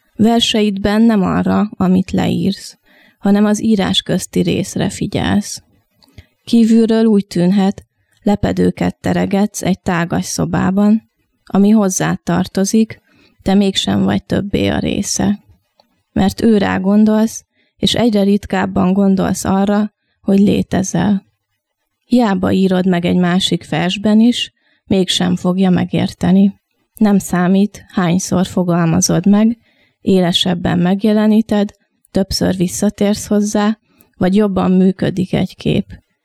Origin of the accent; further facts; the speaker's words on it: Pécs, Baranya, Hungary; moved away as an adult; also born or lived in Miskolc; now in Budapest, Hungary; 9 év Miskolc, 9 év Pécs, ami tulajdonképpen a meghatározó, tehát úgy érzem, hogy ott nőttem fel.